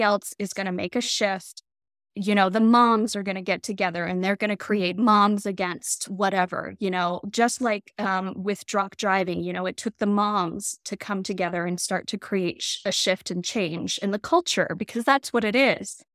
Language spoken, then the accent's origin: English; Colorado, United States; moved away as an adult; I grew up in Colorado.